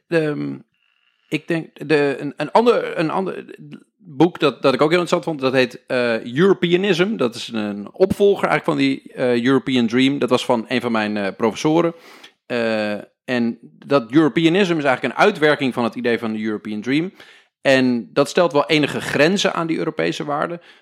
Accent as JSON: {"language": "Dutch", "country": "Netherlands"}